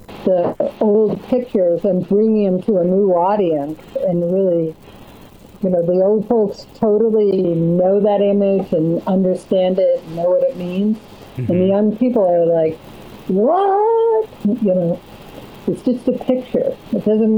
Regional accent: New England, United States; moved away as an adult; also born or lived in Connecticut / Vermont; now in Los Angeles, United States; I'm a New Englander. I was sort of Connecticut and Vermont.

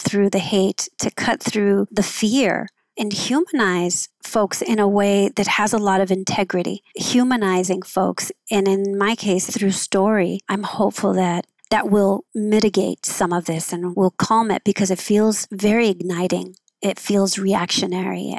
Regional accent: Los Angeles, California, United States; also born or lived in Oakland; I grew up in Southeast

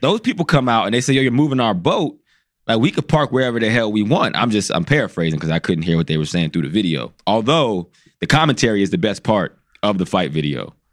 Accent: Pennsylvania, United States; I grew up around where he, he played football. I'm from Pennsylvania

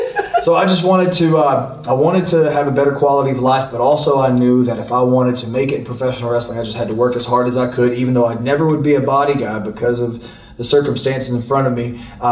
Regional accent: North Carolina, United States; growing up in North Carolina, all you do is get fried food

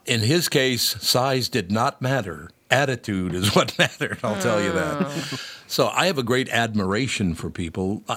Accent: Minnesota, United States; I'm from Minnesota

